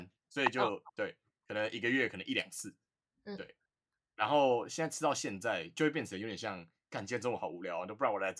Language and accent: Chinese; Taipei, Taiwan; 我就是台北的